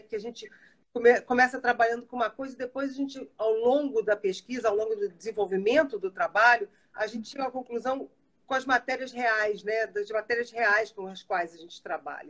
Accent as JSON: {"language": "Portuguese", "country": "Brazil", "said": "eu sou brasileira e alemã, eu me considero assim um microcosmo da população brasileira"}